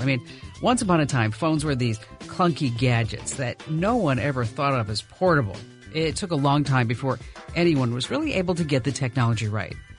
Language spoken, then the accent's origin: English; New Jersey, United States; moved away; I was from New Jersey